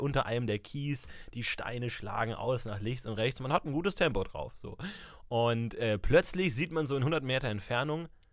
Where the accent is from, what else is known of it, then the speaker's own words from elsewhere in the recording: Ebersberg, Bavaria, Germany; moved away; in meiner Heimat, ich war in Ebersberg unterwegs